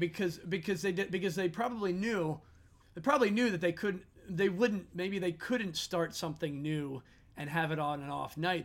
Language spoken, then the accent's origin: English; Philadelphia, Pennsylvania, United States; being from Philly, I'm not, I'm quote unquote from Philly